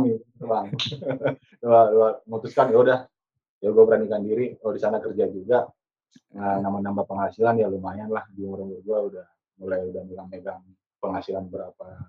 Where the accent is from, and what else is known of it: Pematangsiantar, North Sumatra, Indonesia; moved away as an adult; also born or lived in Medan; now in Jakarta, Indonesia